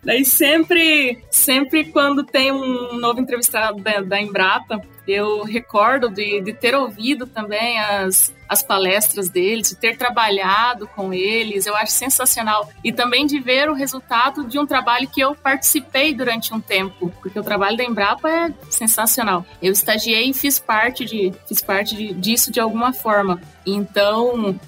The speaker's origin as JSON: {"language": "Portuguese", "town": "Sinop", "region": "Mato Grosso", "country": "Brazil", "moved": "as an adult", "lives_now": "Caçador, Brazil", "said": "eu sou aí de, da região, sou de Sinop, sou do Mato Grosso, tenho a minha raiz aí."}